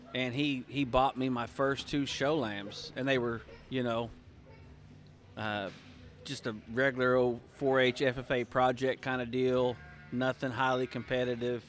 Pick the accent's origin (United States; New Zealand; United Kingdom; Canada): United States; Pawnee, Oklahoma; grew up in Pawnee, Oklahoma.